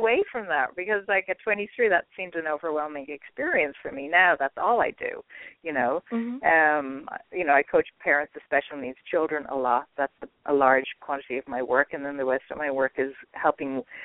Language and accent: English; Ireland; I'm Irish